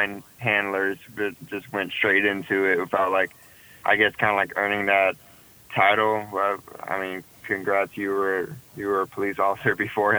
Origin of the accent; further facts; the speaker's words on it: San Antonio, Texas, United States; I'm from San Antonio, Texas